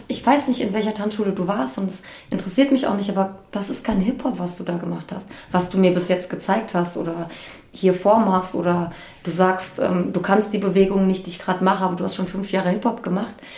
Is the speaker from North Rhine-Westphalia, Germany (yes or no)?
no; Bad Homburg, Hesse, Germany; ich komme aus Bad Homburg